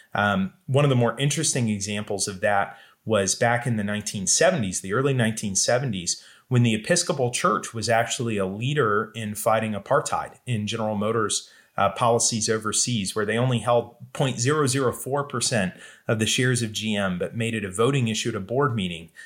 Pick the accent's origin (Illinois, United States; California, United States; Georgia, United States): Georgia, United States; the Southeast, mostly Georgia and Florida, United States; I grew up in the Southeast, mostly in Georgia and Florida